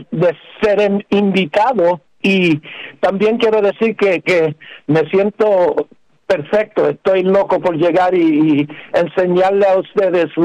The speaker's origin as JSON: {"language": "Spanish", "region": "New York", "country": "United States", "tie": "born or raised there", "said": "nosotros estábamos en Nueva York todavía, y, y, nos, y nosotros nos criamos en Nueva York"}